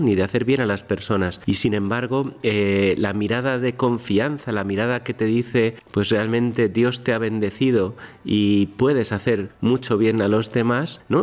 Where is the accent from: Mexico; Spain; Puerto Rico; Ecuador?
Spain; Madrid, Community of Madrid; yo soy de Madrid, mi familia está en Madrid